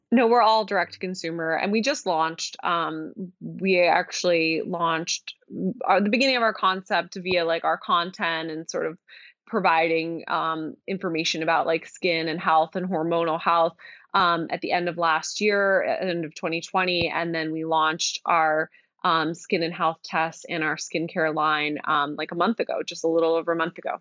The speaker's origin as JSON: {"language": "English", "area": "outside of Philadelphia", "region": "Pennsylvania", "country": "United States", "tie": "born or raised there", "also_born_or_lived": "Virginia / Boston", "moved": "as an adult", "lives_now": "New York City, United States", "said": "I grew up outside of Philadelphia"}